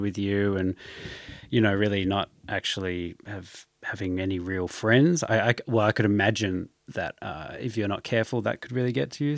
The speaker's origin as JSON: {"language": "English", "country": "Australia", "tie": "born or raised there", "said": "growing up in Australia"}